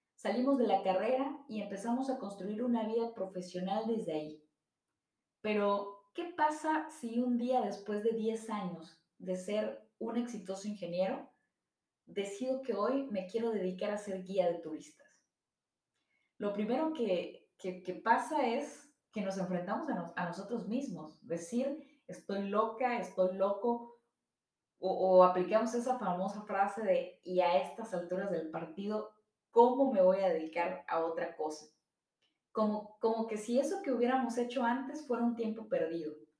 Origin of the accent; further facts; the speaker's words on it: Mexico; somos mexicanos, católicos, americanistas, priistas, porque de esa manera se identifica nuestra familia